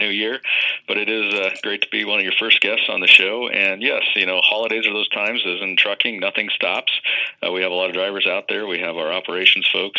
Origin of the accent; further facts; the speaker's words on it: Midwest, United States; I grew up here in the Midwest